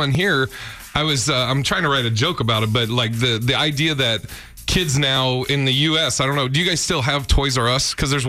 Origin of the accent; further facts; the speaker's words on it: Portland, Oregon, United States; also born or lived in Seattle / Sacramento / Tampa / Boston; now in Los Angeles, United States; And I moved around a lot. Like, I grew up in Portland, Oregon, lived in Seattle, Sacramento, Tampa, started comedy in Boston, and then went to Seattle for about 5 years, then moved to L.A. about 5 years ago.